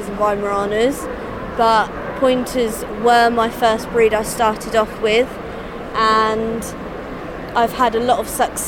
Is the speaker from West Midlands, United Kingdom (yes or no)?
no; Dorking, South East England, United Kingdom; I'm from Dorking in Surrey